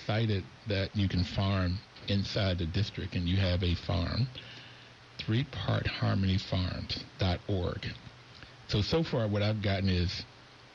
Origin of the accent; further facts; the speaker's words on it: Bluefield, West Virginia, United States; I am from West Virginia, but Bluefield, West Virginia. My father, we must have had an acre farm